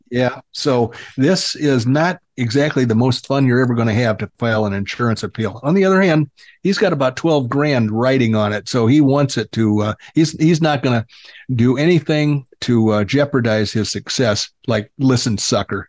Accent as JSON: {"language": "English", "region": "Illinois", "country": "United States", "tie": "born or raised there", "moved": "yes", "lives_now": "Arizona, United States", "said": "I was raised in Illinois"}